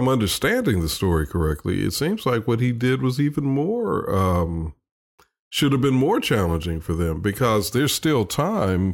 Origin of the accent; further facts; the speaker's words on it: Chicago, Illinois, United States; now in Alabama, United States; growing up in Chicago